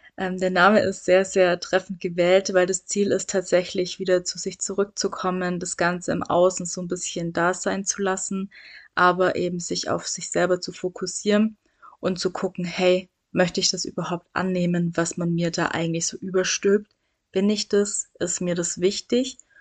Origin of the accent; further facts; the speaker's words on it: Swabia, Baden-Württemberg, Germany; ich komme aus dem Schwaberländle, hört man